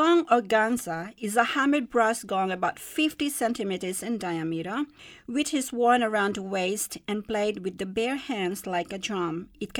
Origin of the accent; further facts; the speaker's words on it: Luzon, Philippines; I'm talking to you today about the traditional music of my hometown on the island of Luzon in the Philippines.